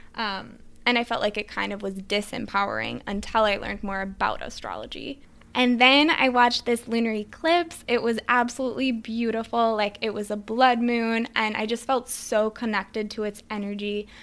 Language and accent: English; Midwest, United States; moved away as an adult; also born or lived in Switzerland / New York City; I grew up in the Midwest